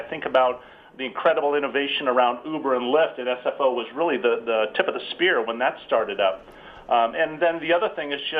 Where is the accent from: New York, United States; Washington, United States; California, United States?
California, United States; Millbrae; also born or lived in San Francisco; I was raised in the closest town to the airport, Millbrae.